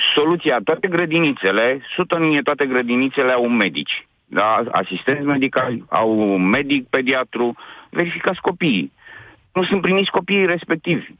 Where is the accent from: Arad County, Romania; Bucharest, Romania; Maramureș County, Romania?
Bucharest, Romania; sunt din București